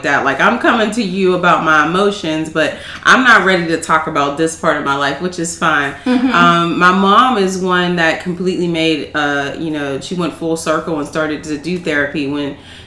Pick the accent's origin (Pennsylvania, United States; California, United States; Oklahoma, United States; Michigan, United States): Pennsylvania, United States; Pittsburgh; I was born and raised in Pittsburgh